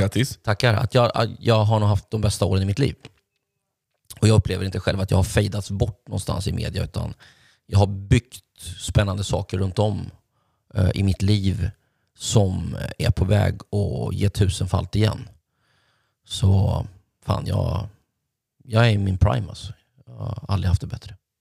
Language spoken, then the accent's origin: Swedish; Linköping, Östergötland, Sweden; hemma i Linköping